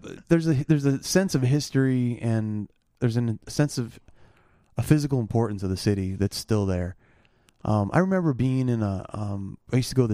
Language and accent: English; Seattle, Washington, United States; moved away; also born or lived in New York / Brooklyn; I grew up in Seattle.